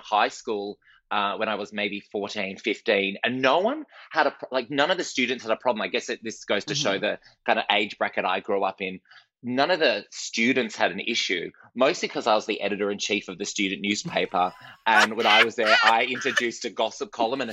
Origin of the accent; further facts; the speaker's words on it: Perth, Western Australia, Australia; I was growing up in Perth in Western Australia